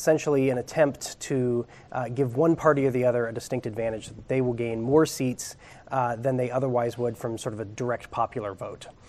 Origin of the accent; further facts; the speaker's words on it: Ohio, United States; moved away; also born or lived in Minnesota; my home state of Ohio